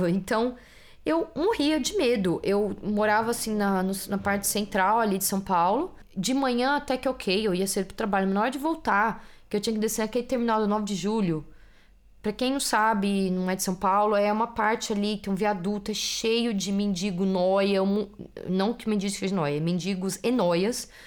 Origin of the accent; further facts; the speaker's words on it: Italy; Portuguese is a second language; now in Netherlands; eu sou italiana e não sou holandesa.